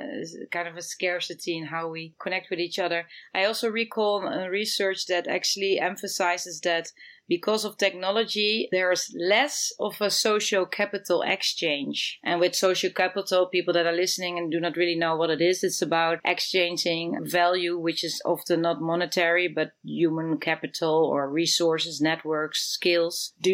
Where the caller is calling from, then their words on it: Amsterdam, North Holland, Netherlands; I'm calling in from Amsterdam and it's the weather, you know, we cannot complain.